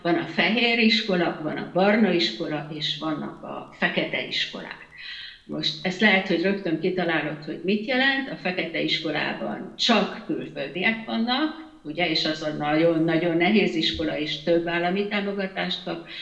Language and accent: Hungarian; Hungary; moved away as an adult; now in Netherlands